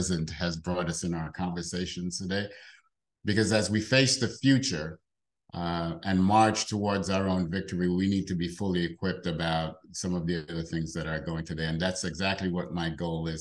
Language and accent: English; New York City, New York, United States; I grew up in the South Bronx, in the projects in the South Bronx, New York